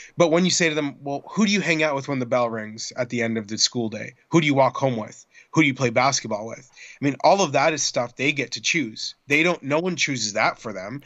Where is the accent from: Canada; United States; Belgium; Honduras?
Canada; Toronto, Ontario; my hometown of Toronto